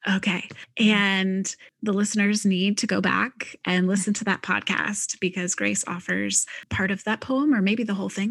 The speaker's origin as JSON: {"language": "English", "region": "Midwest", "country": "United States", "moved": "yes", "said": "I'm a Midwesterner originally"}